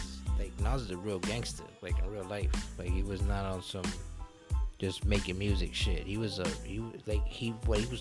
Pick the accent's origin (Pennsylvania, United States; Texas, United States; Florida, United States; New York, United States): New York, United States; we're from New York